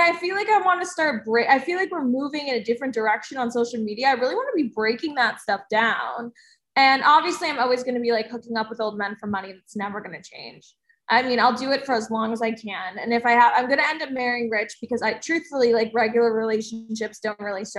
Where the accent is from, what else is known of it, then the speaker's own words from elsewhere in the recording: New Jersey, United States; I'm from New Jersey